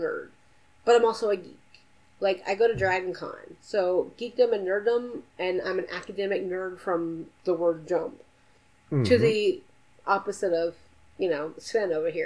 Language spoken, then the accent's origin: English; Atlanta, Georgia, United States; I'm from Atlanta